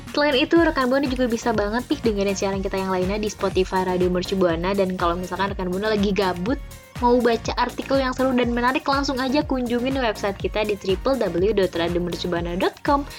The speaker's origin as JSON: {"language": "Indonesian", "region": "Jakarta", "country": "Indonesia", "tie": "born or raised there", "said": "gue emang lahir di Jakarta, dari kecil di Jakarta"}